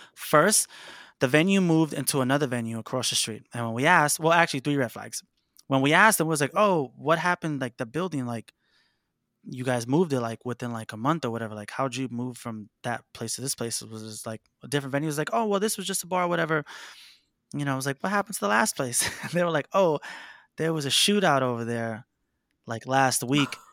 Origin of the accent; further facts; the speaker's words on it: New York City, New York, United States; I grew up in Harlem, New York City, um, surrounded by, like, rappers growing up